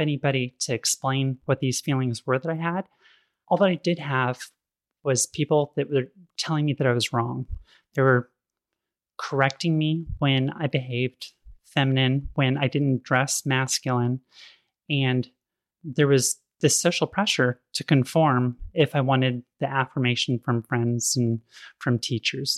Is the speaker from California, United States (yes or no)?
yes; Sacramento, California, United States; I grew up in Sacramento in the eighties